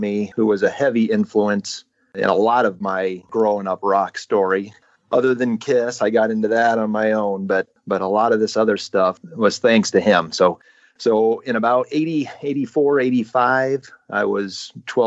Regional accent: Nebraska, United States; we had a store in my hometown in Nebraska

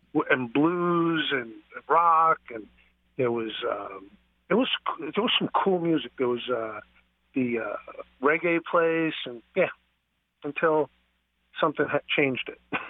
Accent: New York City, New York, United States; I grew up on Nathan's hot dogs in Coney Island

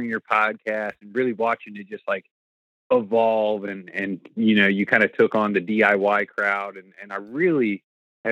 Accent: Columbus, Ohio, United States; I'm from Columbus, Ohio, and the day job is, I work in the accounting finance world

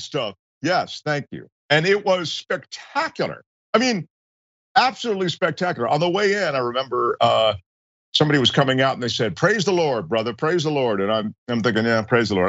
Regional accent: Washington, District of Columbia, United States; now in Los Angeles, United States; I grew up in Washington D.C.

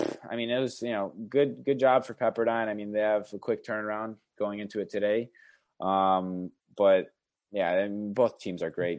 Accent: Chicago, Illinois, United States; I grew up in Chicago

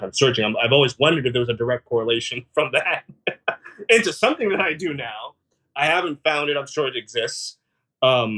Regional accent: San Francisco, California, United States; born and raised in San Francisco

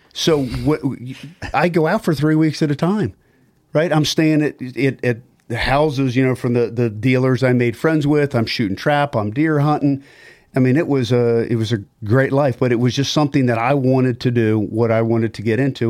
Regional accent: Maryland, United States; I grew up in Maryland. I went to school at Loyola.

